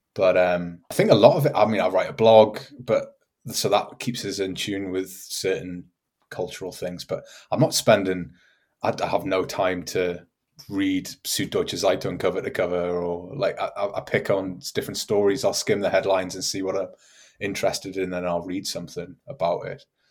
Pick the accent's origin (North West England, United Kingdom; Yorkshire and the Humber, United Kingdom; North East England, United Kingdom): North East England, United Kingdom; Newcastle upon Tyne; moved away as an adult; now in Augsburg, Germany; Newcastle upon Tyne